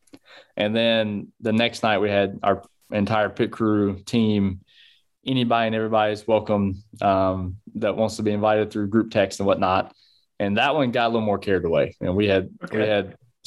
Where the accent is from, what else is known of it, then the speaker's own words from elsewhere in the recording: North Carolina, United States; I'm from North Carolina